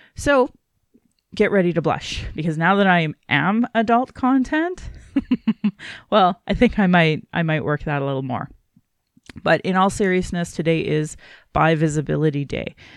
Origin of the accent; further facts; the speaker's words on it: Calgary, Alberta, Canada; I was born in Calgary